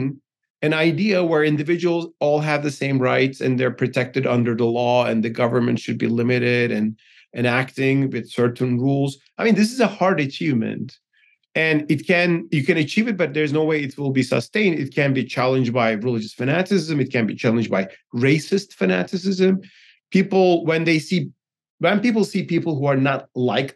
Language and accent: English; Turkey; moved away as an adult; now in United States; I'm from Turkey